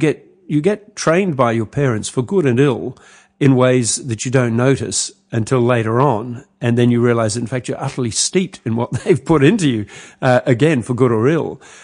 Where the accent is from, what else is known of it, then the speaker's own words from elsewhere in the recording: Sri Lanka; because I was born in Sri Lanka, as it turns out, and spent early years there